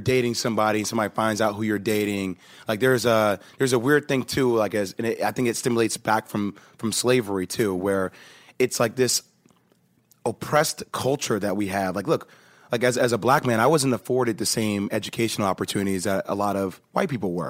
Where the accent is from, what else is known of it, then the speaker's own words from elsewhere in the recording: New Jersey, United States; I grew up in Jersey